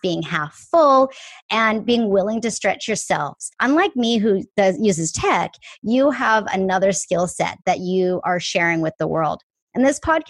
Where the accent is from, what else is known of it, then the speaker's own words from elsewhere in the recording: Canada; moved away as an adult; now in Seattle, United States; I am born and raised in Canada, but now live in Seattle. I have been here almost half my life